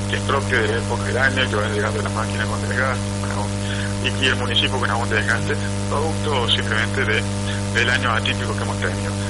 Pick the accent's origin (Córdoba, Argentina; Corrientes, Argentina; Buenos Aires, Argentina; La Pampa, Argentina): Córdoba, Argentina; Villa Allende; todos somos vecinos de Villa Allende